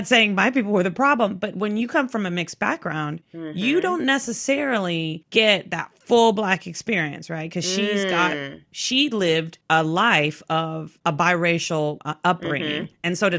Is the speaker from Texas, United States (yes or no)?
yes; Texas, United States; I'm from Texas and I'm from the South.